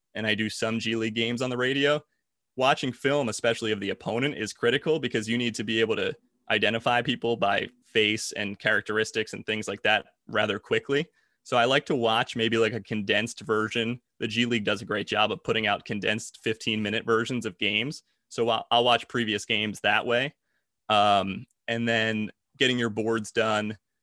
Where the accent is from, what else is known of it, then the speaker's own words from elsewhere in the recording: New Jersey, United States; moved away; I'm from South Jersey originally.